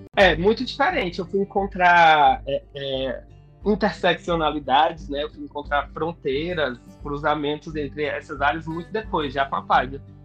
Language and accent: Portuguese; Fortaleza, Ceará, Brazil; moved away as an adult; also born or lived in Salvador; Porque eu sou de Fortaleza, voltei a morar em Fortaleza, inclusive, há um mês. Mas nos últimos cinco anos eu passei morando em Salvador.